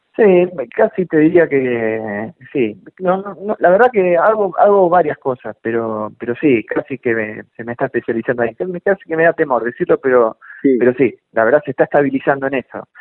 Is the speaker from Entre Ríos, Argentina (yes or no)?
no; Chivilcoy, Buenos Aires Province, Argentina; Nací en Chivilcoy